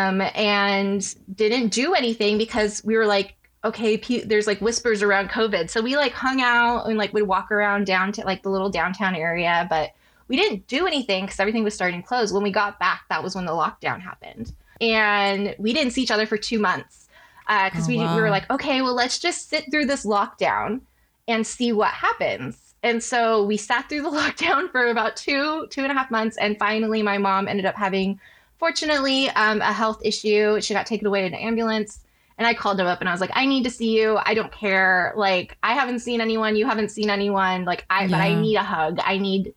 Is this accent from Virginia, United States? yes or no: no; Bay Area, California, United States; We grew up in the Bay Area together